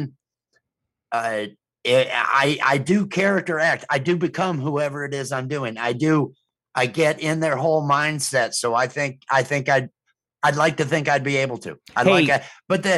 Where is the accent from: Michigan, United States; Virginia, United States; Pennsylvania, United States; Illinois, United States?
Illinois, United States; moved away; I'm from Illinois, so I'm used to winter